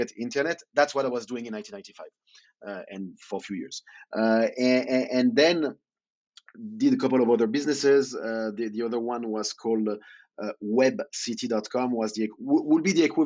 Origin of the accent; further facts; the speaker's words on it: Lyon, Auvergne-Rhône-Alpes, France; English is a second language; moved away as an adult; now in Malta; in Lyon, my home city